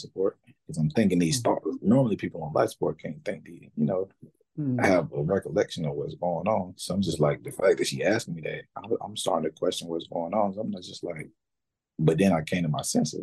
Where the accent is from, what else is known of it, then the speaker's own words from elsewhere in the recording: Raleigh, North Carolina, United States; Raleigh, my hometown